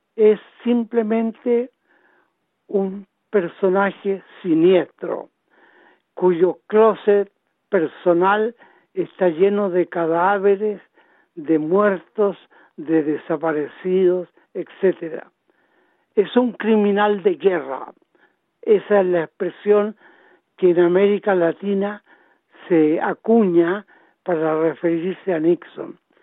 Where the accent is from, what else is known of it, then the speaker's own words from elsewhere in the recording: Chile; now in Australia; nosotros como chilenos